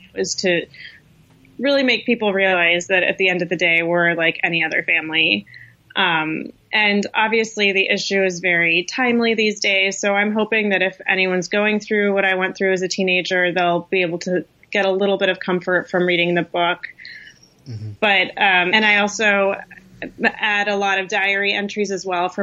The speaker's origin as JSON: {"language": "English", "area": "Bay Area", "region": "California", "country": "United States", "tie": "born or raised there", "also_born_or_lived": "Iran", "said": "growing up in the United States undocumented. My family moved to the Bay Area when I was 2 years old from Iran"}